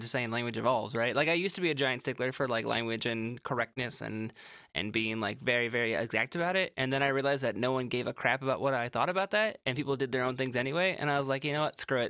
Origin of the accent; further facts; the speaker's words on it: Midwest, United States; I'm from the Midwest